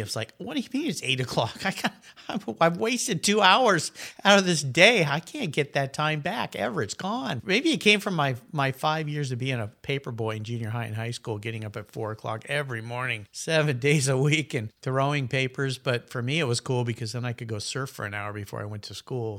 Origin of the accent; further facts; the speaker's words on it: Southern California, United States; moved away as an adult; now in Pacific Northwest, United States; I moved from Southern California, where I grew up, was raised there, thought I'd never leave